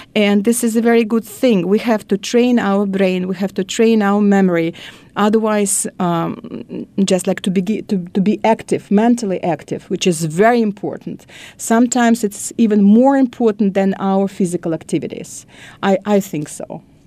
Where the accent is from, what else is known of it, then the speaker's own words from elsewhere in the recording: Moscow, Russia; English is a second language; moved away as an adult; now in United States; I was born in Moscow. It was a long time ago, 1961, and my family was in Moscow also